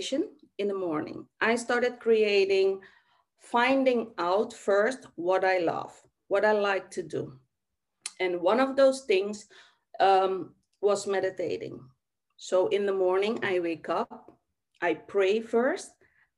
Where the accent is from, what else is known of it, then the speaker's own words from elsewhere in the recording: Suriname; I was born in Suriname, South America